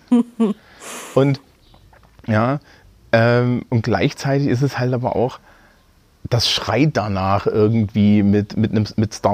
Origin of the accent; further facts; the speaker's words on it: Thuringia, Germany; Und ich stand so als, als, als, als Thüringer Abiturient immer so daneben